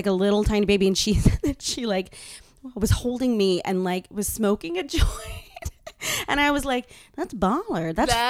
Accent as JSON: {"language": "English", "town": "Boston", "region": "Massachusetts", "country": "United States", "tie": "born or raised there", "said": "I was born in Boston"}